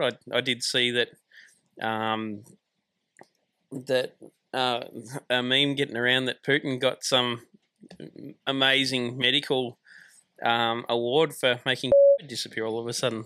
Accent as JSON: {"language": "English", "region": "Tasmania", "country": "Australia", "tie": "born or raised there", "moved": "as an adult", "said": "I grew up in Tasmania, so it was a good chance to get out of Tasmania and explore Australia"}